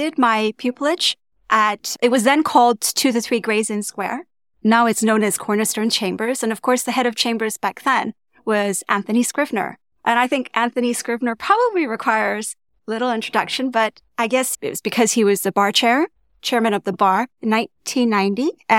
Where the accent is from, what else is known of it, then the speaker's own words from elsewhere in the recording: Tokyo, Japan; also born or lived in Jakarta / Malaysia; And I was born in Tokyo, one of their postings. I feel privileged to have grown up as a third culture kid and spent my childhood in Tokyo, Jakarta, and of course, Malaysia.